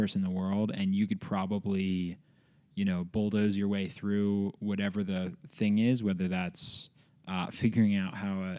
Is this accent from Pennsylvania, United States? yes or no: yes; Philadelphia, Pennsylvania, United States; now in Bozeman, United States; So I grew up in the middle of Philadelphia. I used to say I was like the Fresh Prince. I was born in West Philadelphia.